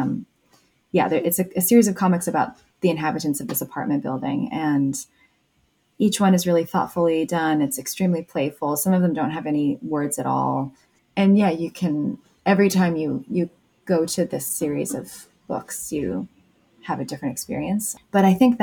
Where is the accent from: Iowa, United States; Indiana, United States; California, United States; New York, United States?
Indiana, United States; South Bend; moved away; I was a little bit resistant to staying in my hometown